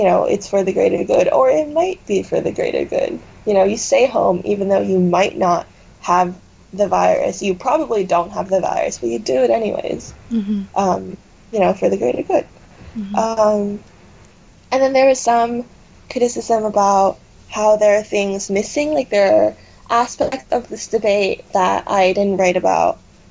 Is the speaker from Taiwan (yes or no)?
yes; Taiwan; I was born and raised in Taiwan, like, I get it, my family is entirely Taiwanese